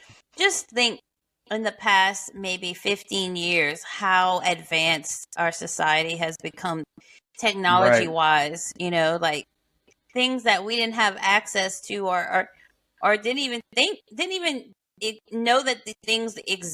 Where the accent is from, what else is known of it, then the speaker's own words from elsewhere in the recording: St. Landry Parish, South Louisiana, United States; So, I mean, I grew up in, you know, St. Landry Parish, so we weren't close to any kind of water source, you know, at least not salt water.